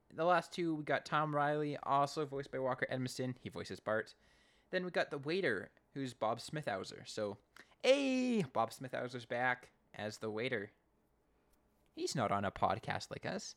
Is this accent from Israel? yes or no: no; Canada; I'm Canadian